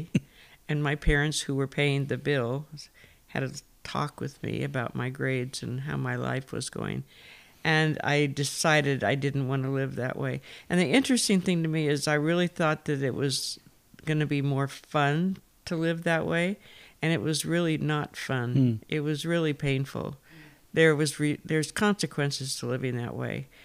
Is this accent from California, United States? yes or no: yes; Fresno, California, United States; moved away as an adult; now in Albania; I'm from Fresno. I was born here and grew up in First Press